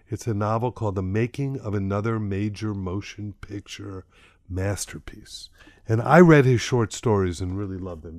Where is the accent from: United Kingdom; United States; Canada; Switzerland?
United States; Miami, Florida; I'm from Miami, I happened to find myself back here